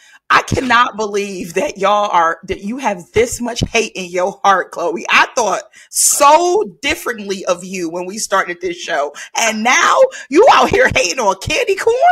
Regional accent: Detroit, Michigan, United States; I'm from Detroit

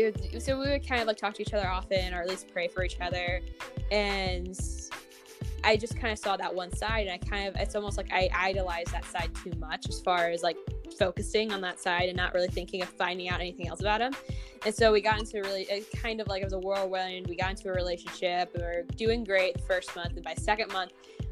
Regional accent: South Carolina, United States; now in Minnesota, United States; I'm currently living in Minnesota, and I'm originally from South Carolina, so if my voice and accent sound weird, that's why. I'm a little bit from everywhere.

